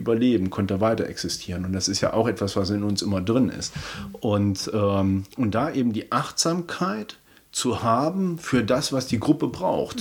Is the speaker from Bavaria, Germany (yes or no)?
no; Kassel, Hesse, Germany; ich komme ja ursprünglich aus Kassel